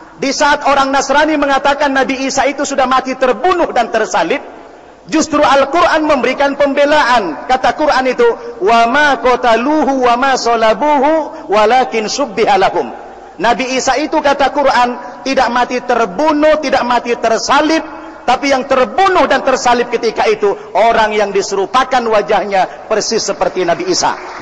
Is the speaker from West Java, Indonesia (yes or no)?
no; North Tapanuli, North Sumatra, Indonesia; Saya dilahirkan di daerah Tapanduli Utara, Sumatera Utara